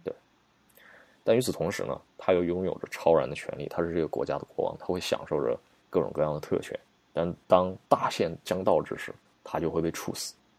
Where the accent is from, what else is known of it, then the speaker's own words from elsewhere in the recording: China; 我们中国人